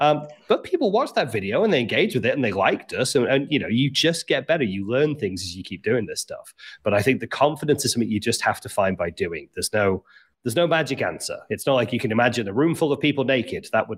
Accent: Liverpool, North West England, United Kingdom; I should sound like I'm from Liverpool, but I don't.

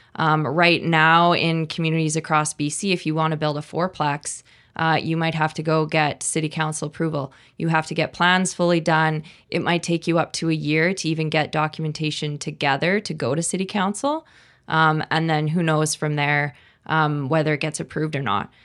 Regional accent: Kelowna, British Columbia, Canada; I was born in Kelowna, and my kids were born here, and, you know, I left for a very, very short period of time, and I hope, uh, I hope to never leave

